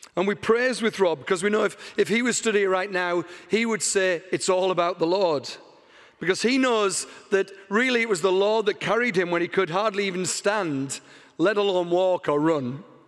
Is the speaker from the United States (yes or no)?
no; England, United Kingdom; moved away; because I'm from England, you can spot that in my weird accent already.